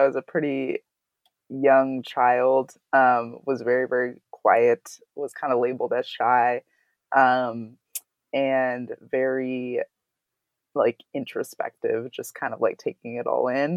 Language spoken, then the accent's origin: English; Santa Barbara, California, United States; I grew up in Santa Barbara, California